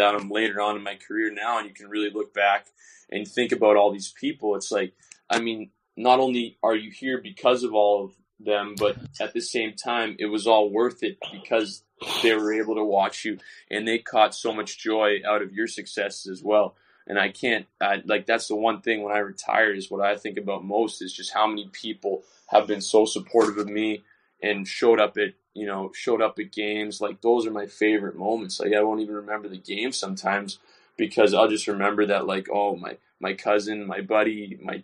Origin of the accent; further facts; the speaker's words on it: North Andover, Massachusetts, United States; moved away as an adult; now in Belfast, United Kingdom; my hometown in North Andover